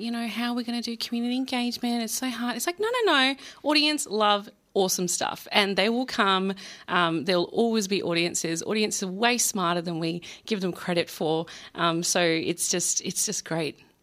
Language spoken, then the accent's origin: English; Perth, Western Australia, Australia; also born or lived in Melbourne; I'm, I'm from Perth. I used to live in Melbourne